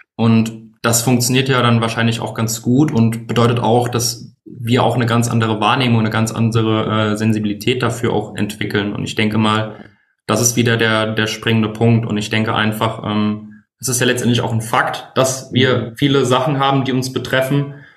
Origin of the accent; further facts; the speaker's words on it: Bingen am Rhein, Rhineland-Palatinate, Germany; now in Mainz, Germany; Ich komme gebürtig aus Spingen am Rhein, wohne aktuell in Mainz